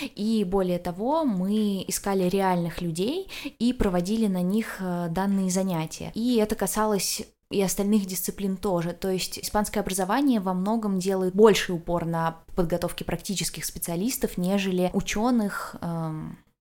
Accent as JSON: {"language": "Russian", "country": "Russia", "also_born_or_lived": "Granada, Spain", "said": "я из России"}